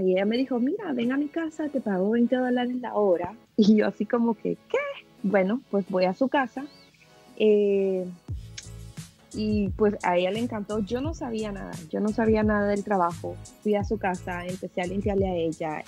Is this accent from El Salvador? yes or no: yes; El Salvador; now in United States; vengo de El Salvador, vengo de un país muy